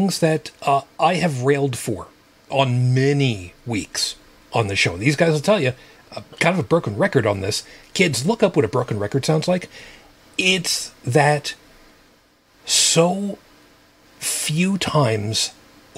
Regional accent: Long Island, New York, United States; I grew up on Long Island.

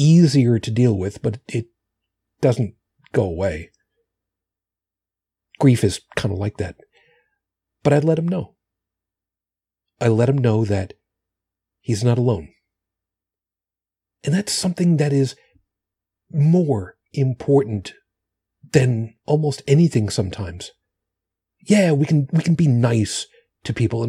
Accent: Long Island, New York, United States; moved away; home for me is where I grew up on Long Island

